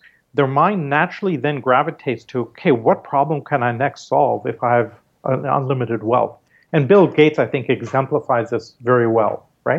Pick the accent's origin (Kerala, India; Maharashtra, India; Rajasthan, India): Maharashtra, India; Growing up in India, I mean, every time we went to school, the school bus took us through the Dharavi slums, which are the worst slums in the world by some measures.